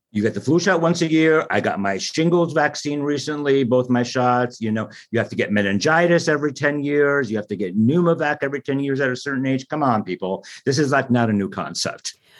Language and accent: English; United States; as an American